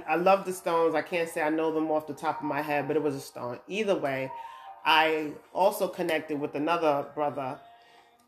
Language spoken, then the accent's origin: English; New York, United States; moved away as an adult; now in Georgia, United States; I'm from New York, I'm living in Georgia now